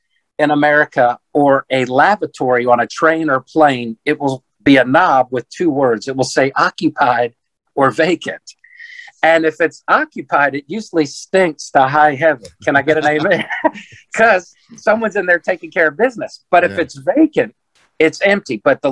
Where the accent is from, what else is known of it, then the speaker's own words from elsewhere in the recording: Washington, District of Columbia, United States; born there; now in Prince George's County area, United States; I live 9 miles from Andrews Air Force Base, home of Air Force One. I was born on Capitol Hill, I still live 15 minutes from Washington, D.C. on my street.